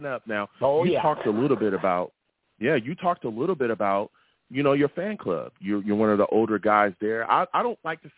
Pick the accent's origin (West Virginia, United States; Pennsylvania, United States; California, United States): California, United States; Long Beach; From the Long Beach that is in California. Grew up on the West Coast.